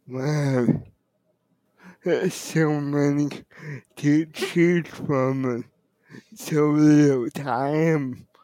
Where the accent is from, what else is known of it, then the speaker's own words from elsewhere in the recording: Canada; our identity as Canadian